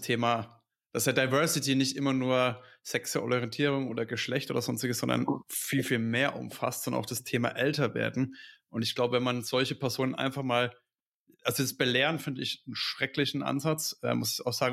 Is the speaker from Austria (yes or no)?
no; Franconia, Bavaria, Germany; Bei uns in Franken